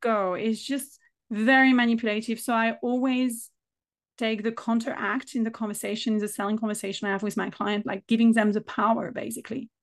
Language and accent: English; France; accent: French; English is a second language